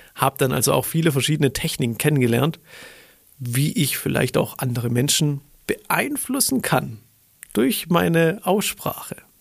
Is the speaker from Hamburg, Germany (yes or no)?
no; Stuttgart, Baden-Württemberg, Germany; ich komme aus Stuttgart